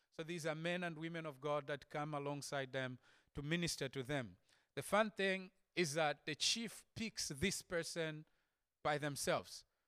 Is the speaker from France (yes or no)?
no; Zambia; I come from Zambia